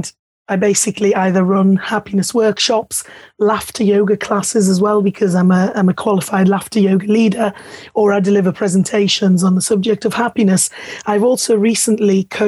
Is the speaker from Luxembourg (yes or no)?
yes; Luxembourg; moved away; being Italian and German, growing up in Luxembourg and then ending up 10 miles away from you are now.